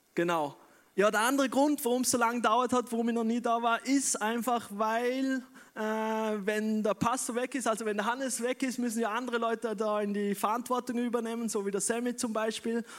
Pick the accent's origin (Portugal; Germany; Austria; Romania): Austria; Wolfurt, Vorarlberg; moved away as an adult; also born or lived in Bregenz; now in Vienna, Austria; ich bin eigentlich ein gebürtiger Prägerzeug, bin in Wolfurt aufgewachsen, aber ich lebe schon seit 15 Jahren in Wien